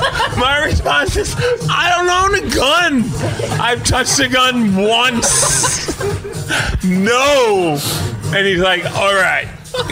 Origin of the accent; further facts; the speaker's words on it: Puyallup, Washington, United States; Puyallup, Washington.